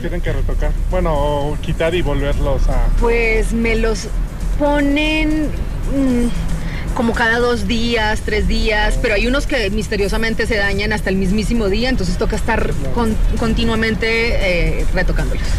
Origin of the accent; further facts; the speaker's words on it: Colombia; yo que soy buena colombiana